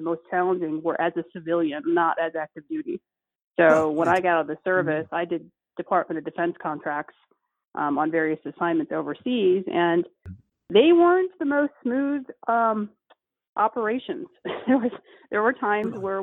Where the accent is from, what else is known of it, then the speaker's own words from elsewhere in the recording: Dallas, Texas, United States; moved away as an adult; also born or lived in California; So I was born and raised in Texas, even though I've moved a lot and a lot of people know me from being in California. I'm actually from the Dallas area.